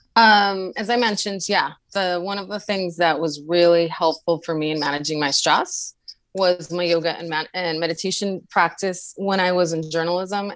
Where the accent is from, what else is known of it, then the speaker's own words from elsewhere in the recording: New York City, New York, United States; I am a native to New York City, where I currently live